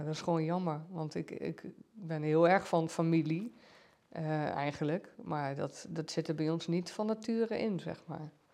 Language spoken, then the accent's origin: Dutch; Giesbeek, Gelderland, Netherlands; also born or lived in Arnhem / Doesburg; ik ben getogen en geboren in Giesbeek